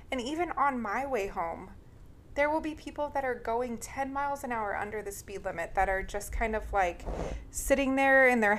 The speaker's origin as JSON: {"language": "English", "region": "California", "country": "United States", "tie": "born or raised there", "moved": "yes", "lives_now": "Texas, United States", "said": "both you and I grew up in California."}